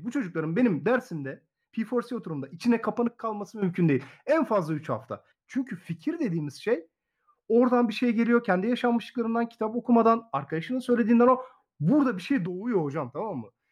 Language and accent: Turkish; Muğla, Turkey; moved away as an adult; also born or lived in Samsun Ayvacık / Çanakkale / Manisa Sarıgöl; now in Salihli, Turkey; asıl memleketim Muğla